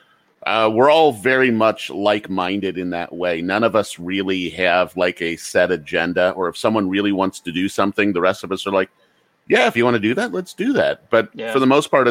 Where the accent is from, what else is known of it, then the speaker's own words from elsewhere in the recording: Red Bank, New Jersey, United States; also born or lived in Northern Kentucky; now in Kentucky, United States; I was born in New Jersey